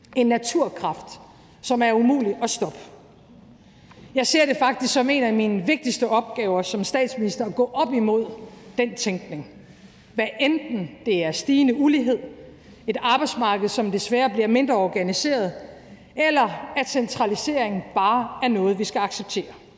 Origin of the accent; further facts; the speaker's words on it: Aalborg, North Denmark Region, Denmark; moved away; som nordjyde. Da jeg voksede op i Aalborg i 80'erne